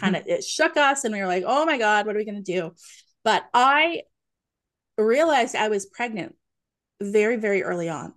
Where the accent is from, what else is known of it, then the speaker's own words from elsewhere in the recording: Nova Scotia, Canada; moved away as an adult; now in Ontario, Canada; I'm a maritimer like you. I am born and raised in Nova Scotia, currently living in Ontario